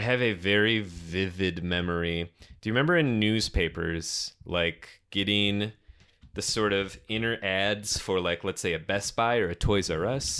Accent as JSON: {"language": "English", "town": "Detroit", "region": "Michigan", "country": "United States", "tie": "born or raised there", "said": "our suburban Detroit basement."}